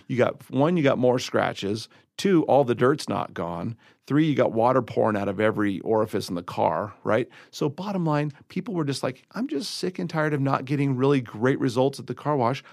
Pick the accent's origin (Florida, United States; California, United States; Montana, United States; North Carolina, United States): California, United States; Southern; moved away as an adult; now in Colorado, United States